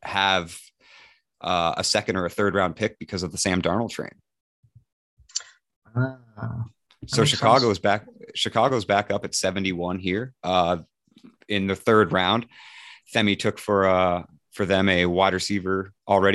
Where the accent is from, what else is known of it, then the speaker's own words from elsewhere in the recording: New Brunswick, Canada; I'm from New Brunswick. We are bilingual, though.